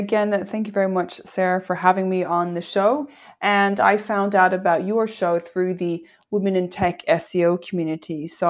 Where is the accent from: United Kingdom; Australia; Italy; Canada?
Australia; I am Australian, although I don't sound it.